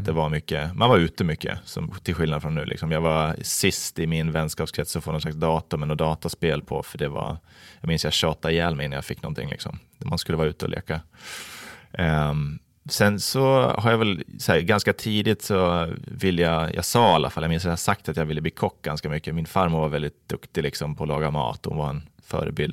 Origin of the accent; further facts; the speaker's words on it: Falun, Dalarna County, Sweden; now in Vallentuna, Sweden; Jag är uppvuxen i Falun, Dalarna